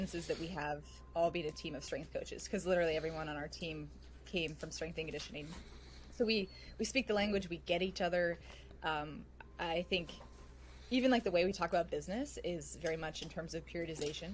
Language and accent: English; Silicon Valley, California, United States; I grew up in the Silicon Valley